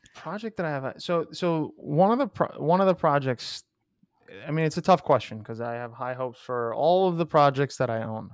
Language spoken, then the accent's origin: English; New York, United States; a half American, half Greek boy from New York